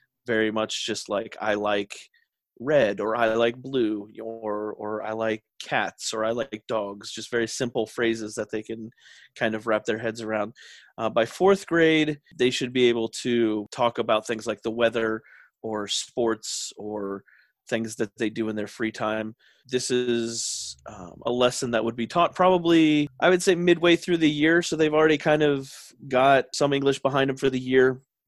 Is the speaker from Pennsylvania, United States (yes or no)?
yes; Philadelphia, Pennsylvania, United States; now in Japan; I was already doing some teaching in the States, which is where I'm from. I'm from America. So, you know, the Philadelphia, Pennsylvania area, but moved around quite a bit as a kid. But so now I'm in Japan